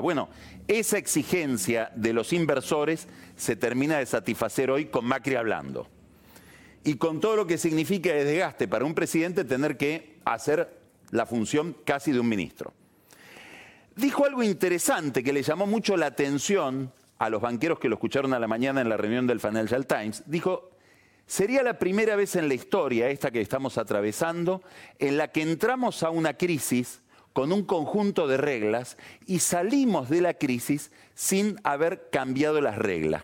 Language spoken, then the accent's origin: Spanish; Argentina